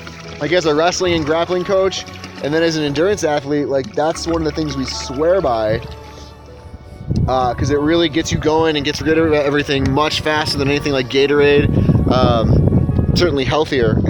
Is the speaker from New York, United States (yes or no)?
yes; New York, United States; moved away; I'm from New York, so we don't have rattlesnakes where I'm from